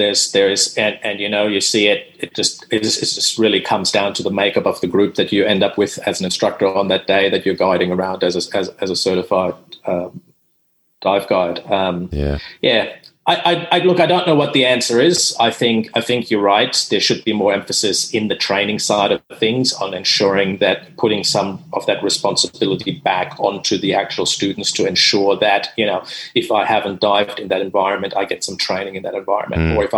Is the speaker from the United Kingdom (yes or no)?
no; Dominican Republic; also born or lived in Germany; I am German. I speak German. Growing up in the Dominican Republic, I'm fluent in Spanish.